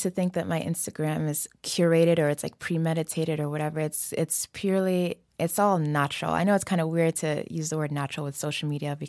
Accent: New York, United States; Yeah, so we lived in the Bronx for a long time, so my family moved to. You know, it was an interesting upbringing. We grew up in a very Senegalese home.

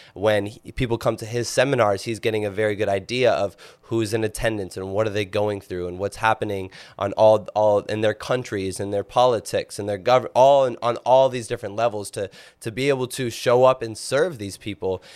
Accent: Minnesota, United States; growing up in Minnesota. Uh, but I grew up in a very, very small town, about four thousand people

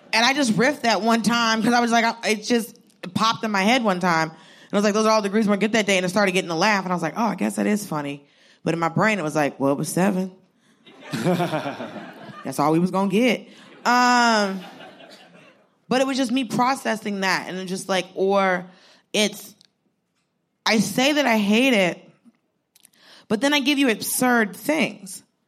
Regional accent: Georgia, United States; I grew up in Georgia. I grew up in the, like, I'm Southern.

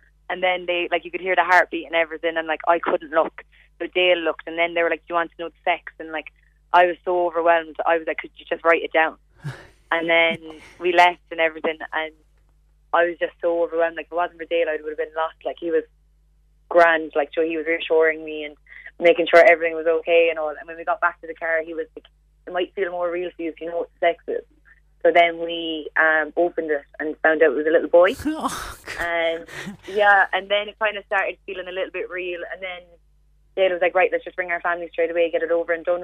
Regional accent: Glanworth, Munster, Ireland; moved away; We're from Glanworth.

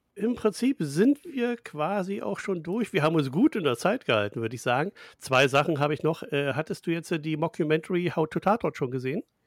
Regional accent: Germany; wir Deutsche

